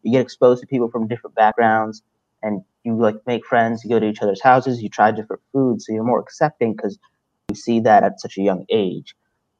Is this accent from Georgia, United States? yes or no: no; Salisbury, Maryland, United States; also born or lived in Brooklyn, New York; I grew up in Brooklyn and Salisbury, Maryland. I was in Brooklyn until I was 10 years old, and then I moved down here for the rest of my life, basically, and then I stayed here for college as well.